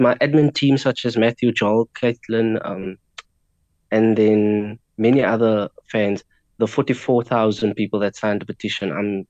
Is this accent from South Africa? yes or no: yes; South Africa; first language Afrikaans; English is a second language